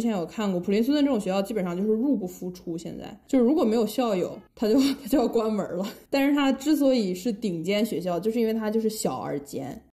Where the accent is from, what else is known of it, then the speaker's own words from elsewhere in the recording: China; 我们中国人就是从小，呃，因为很多人都要学英语嘛